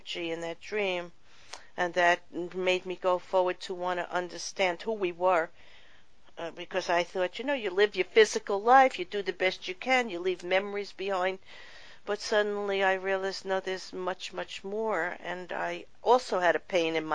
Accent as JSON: {"language": "English", "town": "New York City", "region": "New York", "country": "United States", "tie": "born or raised there", "said": "I grew up in Brooklyn, New York"}